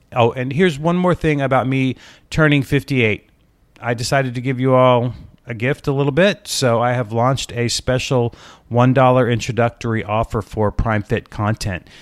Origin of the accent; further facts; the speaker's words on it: Alaska, United States; now in Atlanta, United States; ever since I was a kid in Alaska